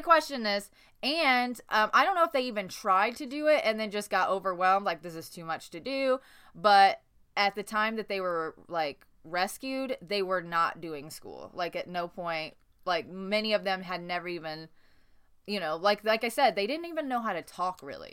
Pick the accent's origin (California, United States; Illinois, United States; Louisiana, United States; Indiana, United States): Indiana, United States; Newburgh; I grew up in Newburgh, Indiana